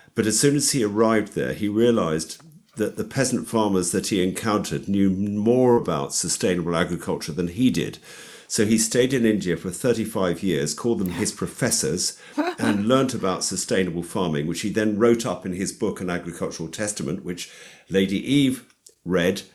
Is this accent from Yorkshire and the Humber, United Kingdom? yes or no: no; London, United Kingdom; also born or lived in Hexton, Hertfordshire; I'm a Londoner. uh, I was brought up in and around London